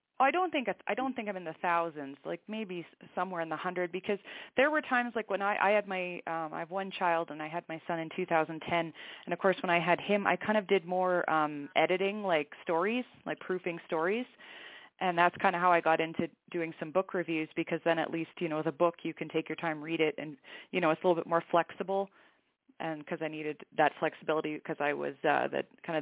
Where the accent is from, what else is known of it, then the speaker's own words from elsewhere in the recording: Canada; moved away as an adult; now in New Mexico, United States; I'm actually Canadian, I just currently live in the U.S. due to a military posting.